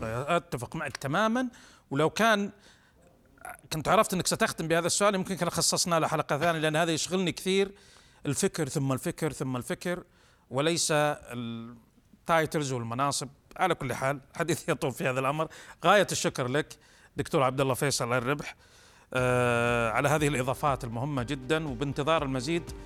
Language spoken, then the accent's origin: Arabic; Saudi Arabia